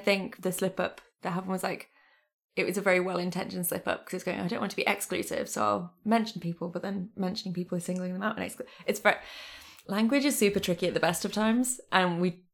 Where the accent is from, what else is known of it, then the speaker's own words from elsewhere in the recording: United Kingdom; growing up in Britain, like, you don't... Geography education isn't super great in the UK, or it definitely wasn't in my school.